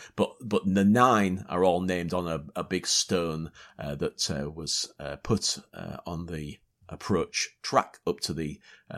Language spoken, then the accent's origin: English; Yorkshire and the Humber, United Kingdom; accent: Yorkshire; I blame my Yorkshire.